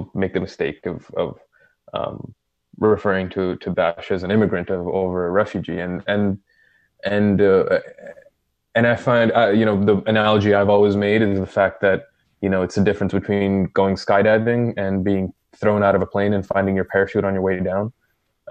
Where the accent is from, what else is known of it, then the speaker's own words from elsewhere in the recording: Saudi Arabia; moved away; I grew up in Saudi